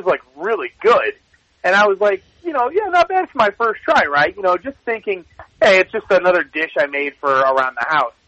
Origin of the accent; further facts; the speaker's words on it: Ohio, United States; I grew up in Ohio